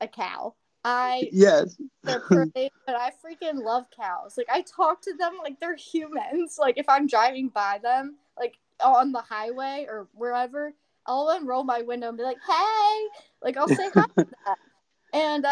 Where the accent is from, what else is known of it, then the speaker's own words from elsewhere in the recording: Houston, Texas, United States; also born or lived in Nacogdoches, Texas; I'm from Houston, Texas. So, like, I grew up in the city